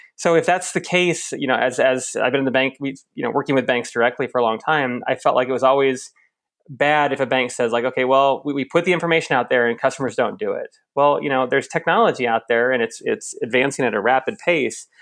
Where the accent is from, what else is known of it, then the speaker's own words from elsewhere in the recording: Lincoln, Nebraska, United States; moved away as an adult; now in Australia; my hometown of Lincoln, Nebraska, right in the dead center Midwest.